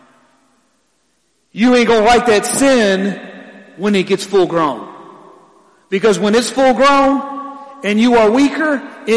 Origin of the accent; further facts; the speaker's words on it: Ecorse, Michigan, United States; I'm from Ecorse